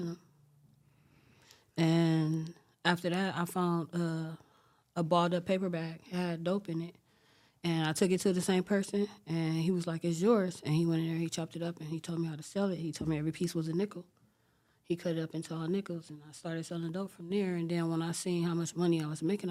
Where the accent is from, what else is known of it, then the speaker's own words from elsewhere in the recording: Los Angeles, California, United States; I grew up in South LA, from a Crip gang.